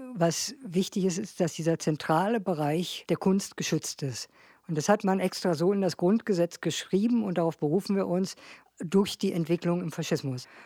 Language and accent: German; Berlin, Germany; ich bin in Berlin groß geworden habe auch in Berlin studiert